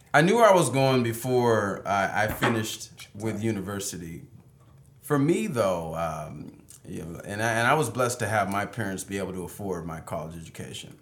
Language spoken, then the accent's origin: English; Seattle, Washington, United States; I was raised here